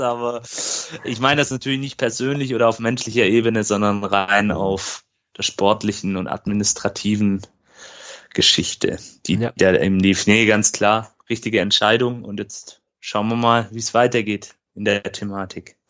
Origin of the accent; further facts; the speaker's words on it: Böblingen, Baden-Württemberg, Germany; hier in meiner Heimatstadt in Böblingen